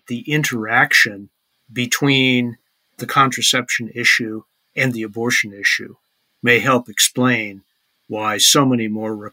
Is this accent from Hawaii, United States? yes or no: no; Maryland, United States; my home state of Maryland